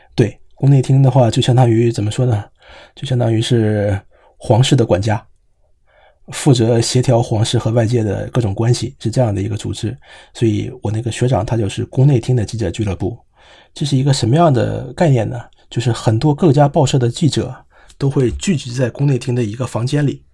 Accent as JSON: {"language": "Chinese", "country": "China", "moved": "yes", "lives_now": "Japan", "said": "作为中国人"}